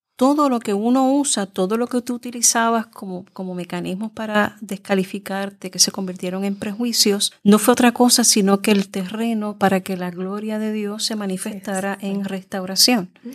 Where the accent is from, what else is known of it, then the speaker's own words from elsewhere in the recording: Puerto Rico; la realidad nuestra como mujeres puertorriqueñas